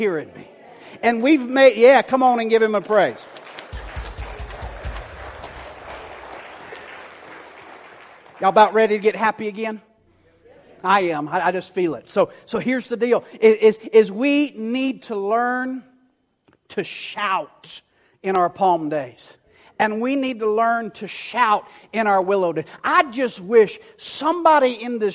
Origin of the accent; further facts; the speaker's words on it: the South, United States; I was raised in the South